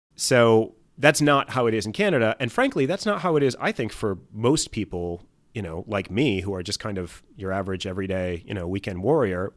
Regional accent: Wisconsin, United States; I'm from Wisconsin

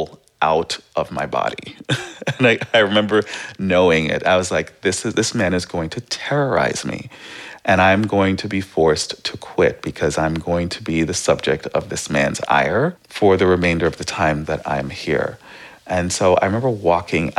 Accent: East Coast, United States; moved away as an adult; also born or lived in Caribbean / New York City; now in San Francisco, United States; I grew up on the East Coast and I'm from the Caribbean

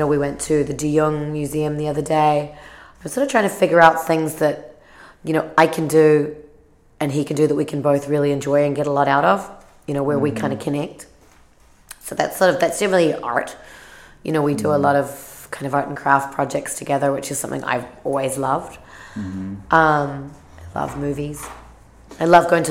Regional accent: New Zealand; now in San Francisco, United States; since I was 11 from New Zealand

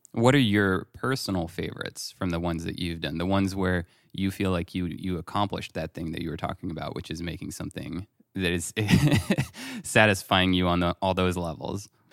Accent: France; moved away; growing up in France

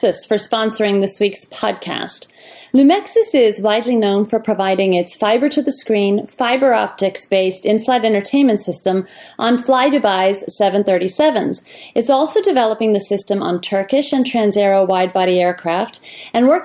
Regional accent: Ireland; we're from Ireland

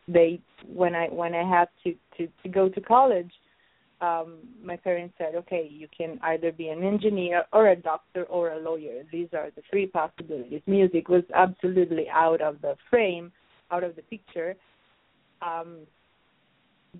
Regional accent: Rome, Lazio, Italy; English is a second language; moved away as an adult; also born or lived in Sicily / New York City; So I was born in Sicily, but I grew up in Rome. 1 week after my birth, my parents, they went back to Rome. So I consider Rome my hometown

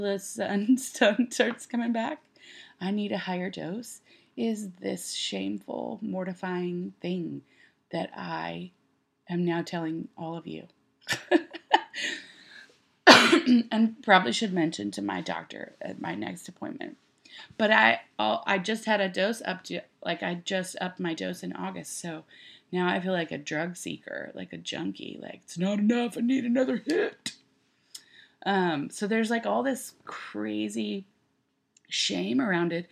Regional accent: Texas, United States; now in Nashville, United States; I grew up in Texas

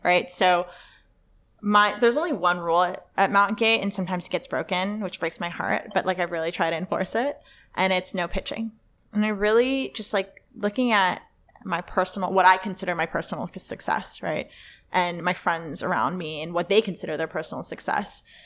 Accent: Los Angeles, California, United States; English is a second language; I went to Le Lycée Français, which is a French high school in L

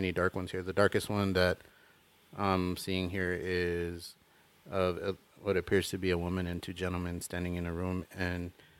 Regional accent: Tucson, Arizona, United States; Yeah, I'm from Tucson. I'm born and raised. Born in 1983.

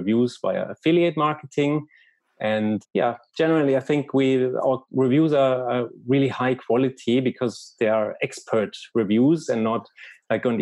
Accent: Germany; accent: German; English is a second language; now in Barcelona, Spain; by my accent already, some people have noticed that I'm probably from Germany. I live in Barcelona

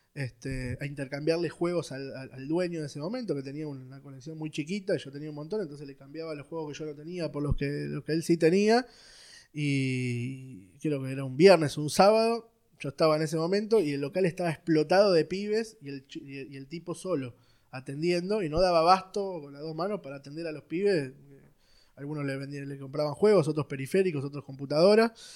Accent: Buenos Aires, Argentina; nací en Capital Federal, en un barrio que se llama Villa Devoto. Este, ahí, nací, fui al, colegio

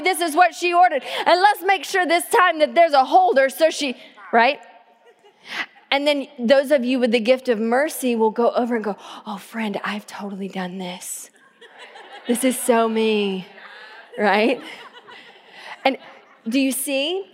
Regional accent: the South, United States; now in Tacoma, United States; growing up in the South and drinking out of the water hose

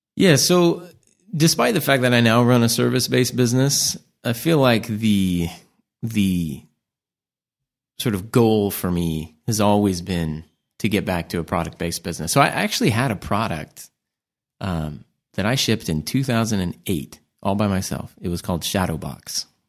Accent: United States; As American

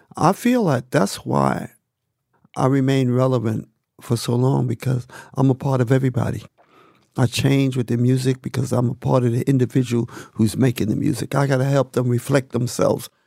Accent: New York City, New York, United States; me growing up in Harlem

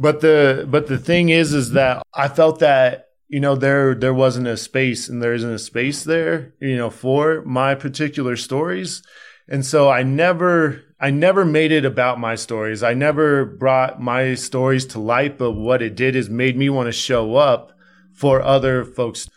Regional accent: Denver, Colorado, United States; also born or lived in Aurora, Colorado; I literally have, uh, grown up off the East Colfax corridor, you know, my entire life

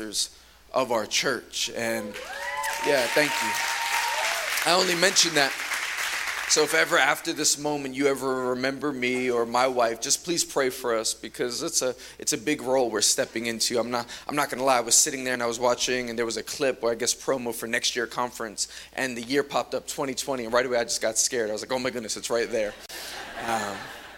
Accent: New York City, New York, United States; I'm from Queens, New York

